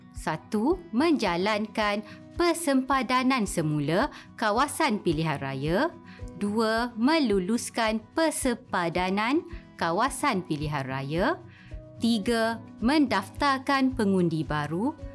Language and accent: Malay; Malaysia; kita sebagai rakyat Malaysia